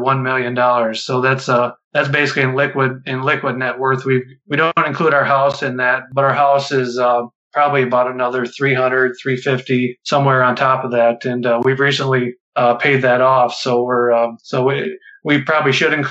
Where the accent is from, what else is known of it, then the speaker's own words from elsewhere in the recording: Midwest, United States; I grew up in the Midwest